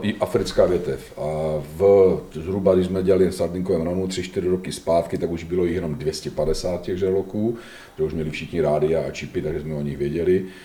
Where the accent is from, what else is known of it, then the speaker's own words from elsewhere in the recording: Czechia; my máme jako Češi